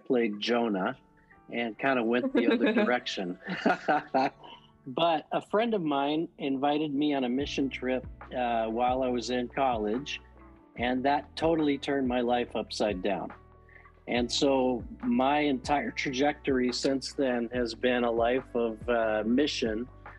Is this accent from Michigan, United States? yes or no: no; Rowland Heights, California, United States; So I'm a Southern California boy. Grew up in about 20 miles east of LA in a town called Roland Heights, California. I was raised in a Christian family and went to a college in the San Gabriel Valley of LA called Azusa Pacific University.